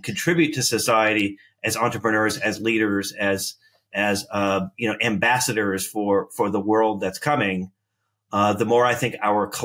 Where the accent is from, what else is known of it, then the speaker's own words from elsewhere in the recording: United States; I'm an American. My parents are immigrants to America. They came from Greece